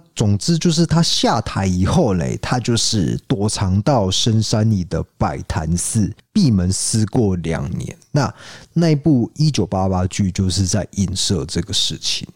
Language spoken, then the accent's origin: Chinese; Taiwan; 我们台湾人